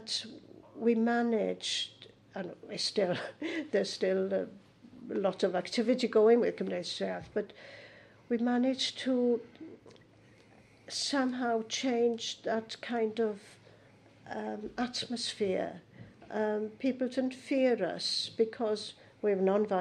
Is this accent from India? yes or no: no; Pontardawe, Wales, United Kingdom; also born or lived in Carmarthen; I was brought up in the Swansea Valley where people spoke Welsh or English and didn't care